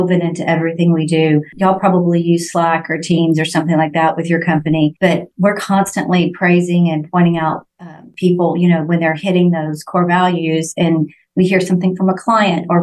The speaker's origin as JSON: {"language": "English", "region": "Texas", "country": "United States", "said": "we're from Texas"}